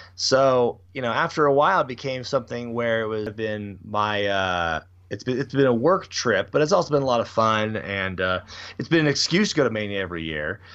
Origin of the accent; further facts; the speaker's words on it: Portland, Oregon, United States; I'm born and raised in Portland, Oregon